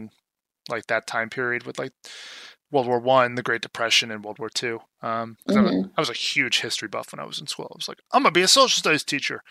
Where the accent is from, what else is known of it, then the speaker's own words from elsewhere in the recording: Long Island, New York, United States; moved away; I was born in Long Island in a very Jewish neighborhood